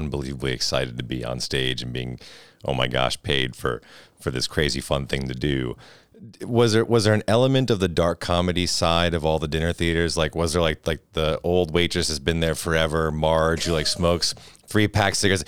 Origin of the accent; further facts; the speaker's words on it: Northeast, United States; moved away; I grew up in the Northeast